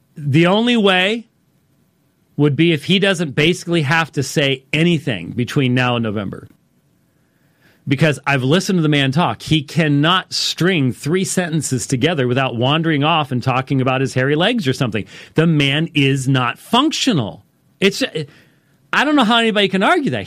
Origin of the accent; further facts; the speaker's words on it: United States; us as American Christians is we have grown up and become accustomed to the blessings of freedom and liberty.